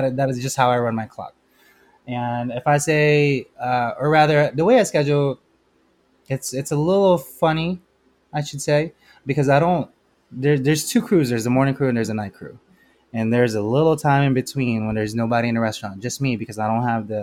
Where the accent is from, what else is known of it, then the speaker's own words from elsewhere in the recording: Philippines; now in United States; I'm Filipino. I was raised in the Philippines